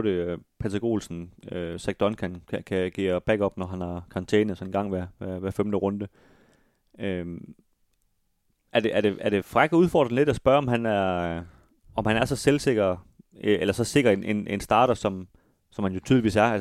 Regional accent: Galten, Central Denmark Region, Denmark; Jeg kommer også fra Galten.

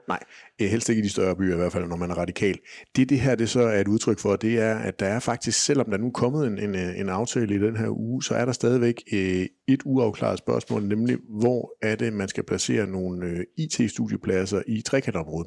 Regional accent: Kolding, Southern Denmark, Denmark; Nu er jeg jo så fra Kolding

